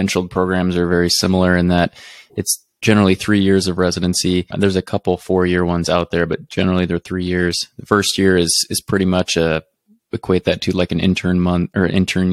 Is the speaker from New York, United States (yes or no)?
no; Lincoln, Nebraska, United States; I'm born and raised in Lincoln, and then I lived there most of my life